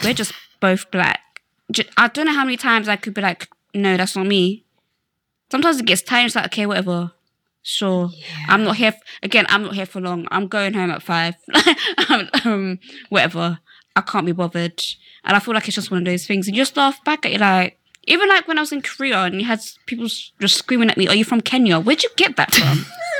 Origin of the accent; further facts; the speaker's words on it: Slough, South East England, United Kingdom; I can't be bothered to explain where Slough is. So if you think I'm from London, I'm from London.